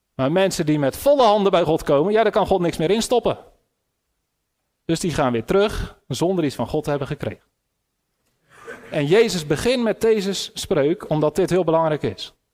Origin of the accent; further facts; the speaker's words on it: Netherlands; Ik ben een Nederlander